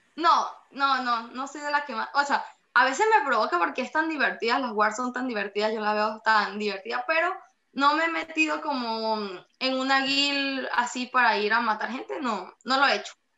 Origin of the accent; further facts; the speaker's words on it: Boconó, Trujillo, Venezuela; moved away; vemos otro que estamos fuera del país, que somos de Boconó